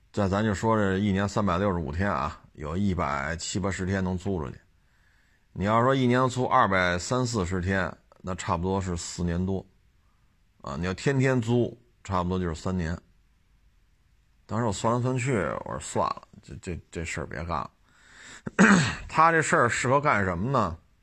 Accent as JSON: {"language": "Chinese", "country": "China", "said": "作为一个中国人"}